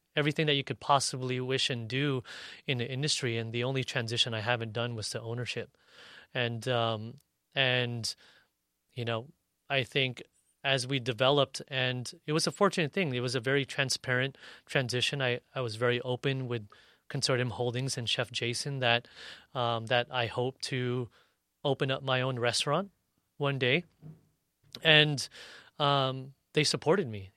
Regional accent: National City, California, United States; me growing up in Nashville City

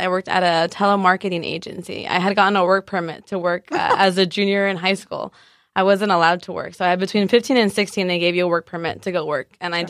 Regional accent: Guadalajara, Jalisco, Mexico; also born or lived in San Diego / Tijuana; now in United States; I am originally from San Diego, born in San Diego, Woo-hoo. Raised in between TJ and Guadalajara. My mom is from TJ and my dad's from Guadalajara.

